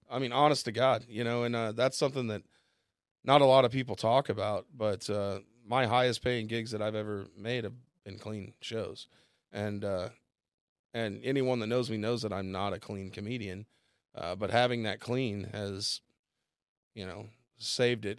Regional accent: Bixby, Oklahoma, United States; also born or lived in Chicago; now in Tulsa, United States; just come home back to Tulsa 'cause I'm from Bixby.

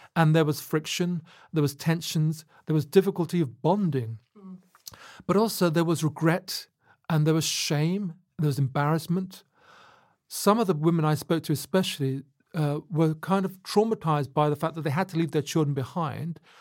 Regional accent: Luton, East of England, United Kingdom; I was growing up in Luton

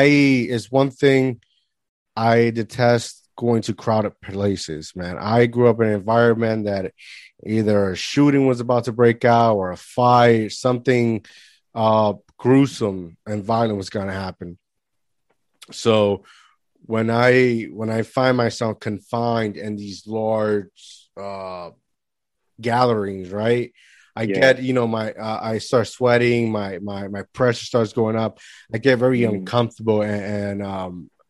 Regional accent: Puerto Rico; moved away; I grew up in the Caribbean in Puerto Rico

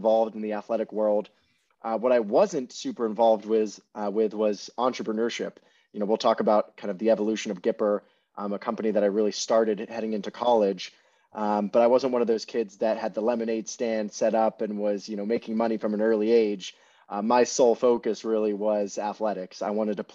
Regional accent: Los Angeles, California, United States; also born or lived in London, United Kingdom; I was born in London, but I moved to Los Angeles when I was 6 years old. So I grew up

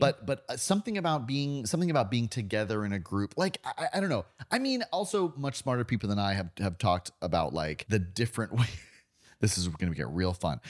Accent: Florida, United States; I'm from Florida

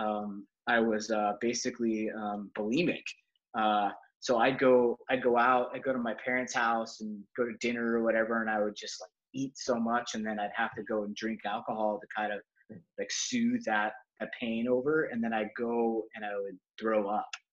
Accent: Salt Lake City, Utah, United States; I was raised in Salt Lake City, Utah

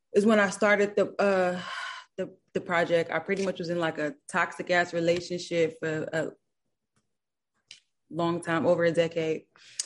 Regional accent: Los Angeles, California, United States; Yeah, but I wasn't born and raised in L.A., but I'm from Los Angeles, you know? But I was raised somewhere else overseas and then came back, so, you know.

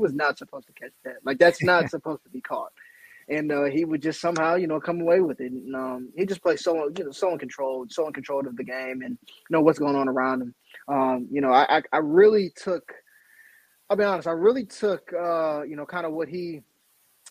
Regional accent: Ohio, United States; moved away as an adult; now in Chicago, United States; growing up in Ohio

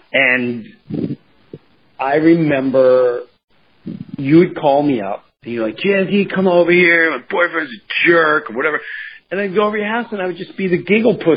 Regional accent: Long Island, New York, United States; I grew up in Long

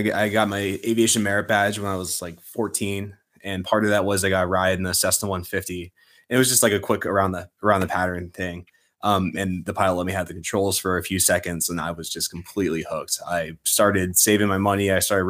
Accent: Pennsylvania, United States; now in Maryland, United States; I'm originally from Central Pennsylvania, and I moved here to Maryland, and started saving money again and finished my pilot's license.

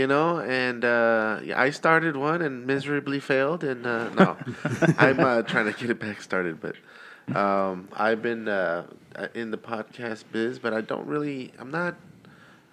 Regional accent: El Paso, Texas, United States; now in Austin, United States; I'm originally from El Paso, Texas, and I grew up in a border town

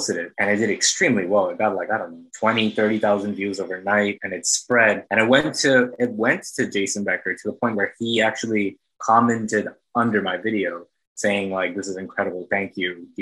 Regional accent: Bangladesh; moved away as an adult; also born or lived in United States (born, lived first 10 years); now in Astoria, Queens, New York, United States; I was actually born here, and I lived here for the first 10 years of my life, but I guess the prime of like, you know, going to like high school and college and everything happened in Bangladesh. So I was there from the ages of like 10 all the way to like 21

